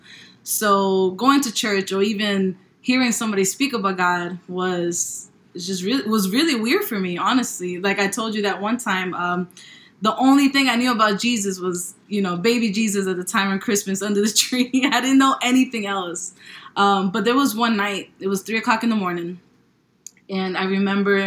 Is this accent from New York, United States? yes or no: yes; New York, United States; now in Charlotte, United States; I am from New York. I am living currently in Charlotte, North Carolina